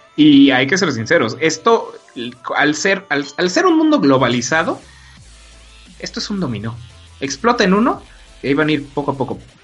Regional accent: Mexico

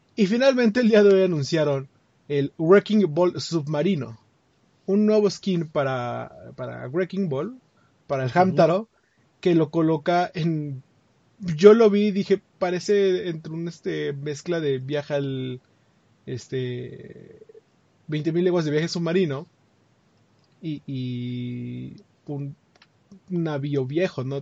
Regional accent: Mexico; para nosotros los mexicanos

